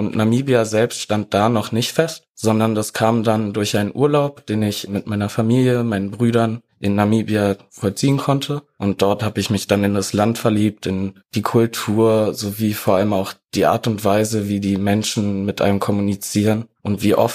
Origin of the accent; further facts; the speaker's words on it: Berlin, Germany; now in Heidelberg, Germany; ich bin 20 Jahre alt, komme gebürtig aus Heidelberg und bin dann nach Berlin gezogen und dort auch aufgewachsen dann allerdings wieder nach Heidelberg gezogen